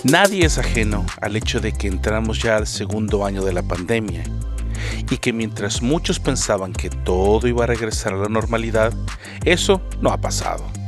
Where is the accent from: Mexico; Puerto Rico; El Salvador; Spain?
El Salvador; moved away as an adult; now in Canada; Salí de El Salvador y no sabía nada de inglés.